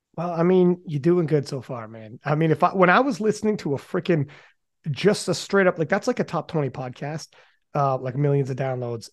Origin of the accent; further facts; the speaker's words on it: Canada; I'm from Canada